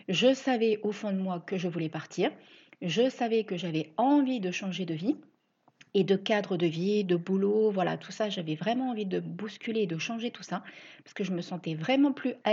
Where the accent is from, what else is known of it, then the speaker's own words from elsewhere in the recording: Reims, Grand Est, France; now in La Ciotat, France; Ça faisait 17 ans que j'étais partie vivre là-bas, alors qu'à la base, je suis originaire de Reims.